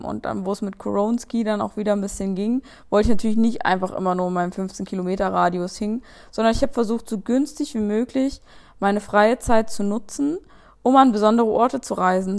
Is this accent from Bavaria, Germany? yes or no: no; Saxon Switzerland, Saxony, Germany; die sächsische Schweiz ist groß und ist mega geil und ich bin so dankbar dafür, da aufgewachsen zu sein